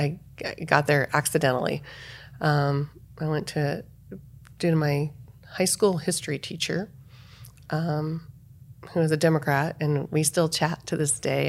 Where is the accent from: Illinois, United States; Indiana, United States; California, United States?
Illinois, United States; Salem; moved away; also born or lived in Arizona; Salem, Illinois